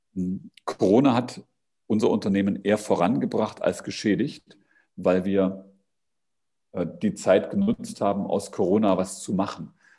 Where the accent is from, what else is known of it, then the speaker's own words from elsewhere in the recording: East Germany, Germany; dass ich aus den neuen Bundesländern komme